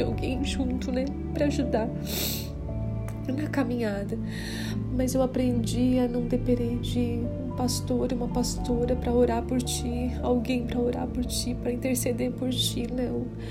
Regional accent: Criciúma, Santa Catarina, Brazil; sou de Criciúma, Santa Catarina.

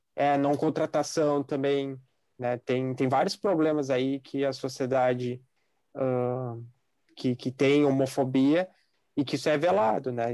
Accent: Brazil; a gente é brasileiro

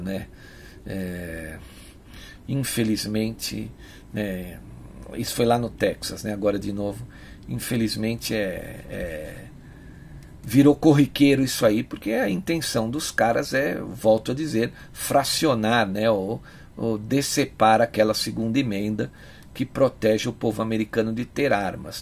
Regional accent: Brazil; nós que somos brasileiros

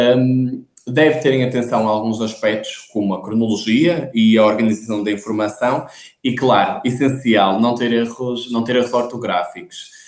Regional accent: Porto, Norte, Portugal; como devem notar pelo meu sotaque, sou do Porto.

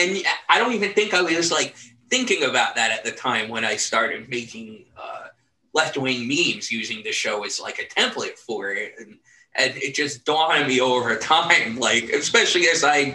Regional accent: New Jersey, United States; I grew up in New Jersey.

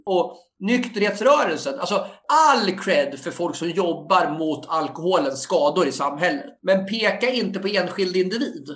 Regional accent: Sweden; jag är uppväxt i Felixbro

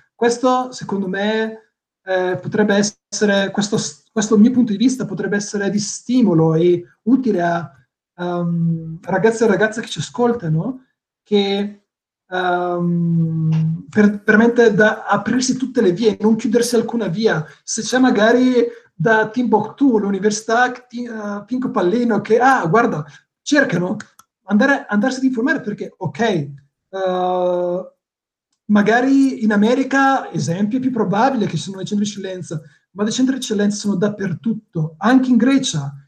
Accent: Botticino, Lombardy, Italy; moved away as an adult; now in Greece; io vengo da Botticino

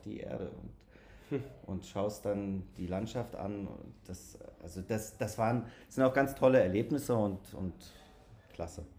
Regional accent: Hanau, Hesse, Germany; aus Hanau

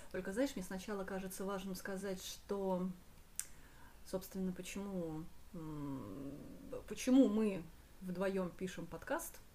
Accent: Saint Petersburg, Russia; Мы выросли и родились в Питере. Это наш город.

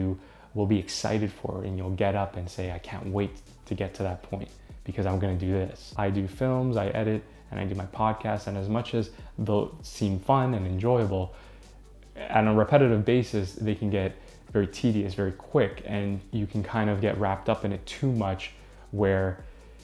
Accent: Canada; I'm from Canada

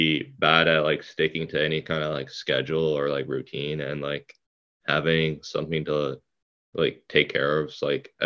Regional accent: Toronto, Ontario, Canada; now in Orillia, Canada; I grew up in Toronto like my whole life and moved up here like 2 years ago.

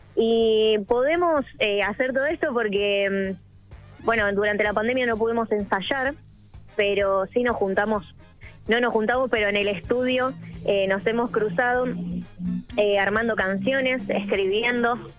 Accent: Villa Gobernador Gálvez, Santa Fe, Argentina; soy de Villa Gornorgales es una ciudad que está, eh, nada, cercada de la cumbia santafesina, así que eso, bueno, es algo que mamé desde muy chica

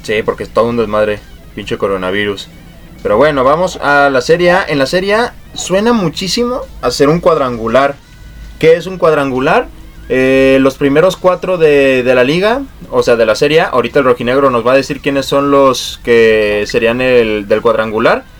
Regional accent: Mexico; como mexicanos se nos hace bien

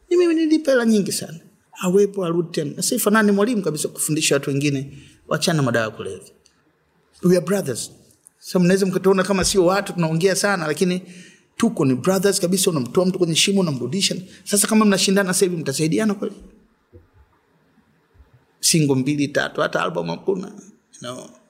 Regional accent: Dar es Salaam, Tanzania; born there; na nimezaliwa Dar Walianza muda mrefu. Sisi tumekaa Ilala pale kina Chido anasema Ilala, yani si Ilala kabisa. Tulikuwa flat moja hivi mzee namba 11. Ndio nimezaliwa pale.

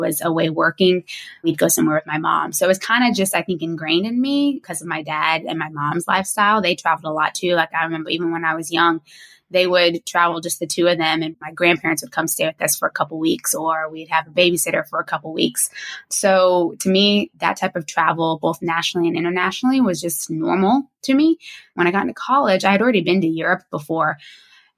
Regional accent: Florida, United States; moved away as an adult; also born or lived in Spain / Singapore / Saudi Arabia / Portugal; I'm originally from the United States. I grew up in Florida

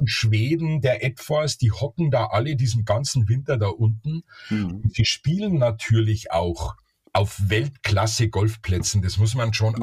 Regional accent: Bavaria, Germany; Ich bin ja Bayer

